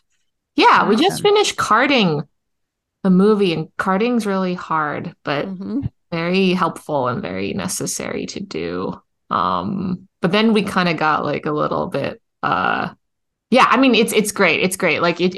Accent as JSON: {"language": "English", "country": "Canada", "said": "A. I'm just going to end all my sentences"}